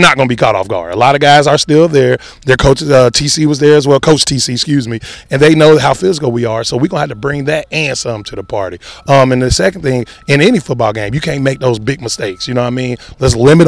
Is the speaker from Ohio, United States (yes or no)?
yes; Ohio, United States; moved away as an adult; also born or lived in South Carolina; I went to the University of South Carolina, but I'm from Ohio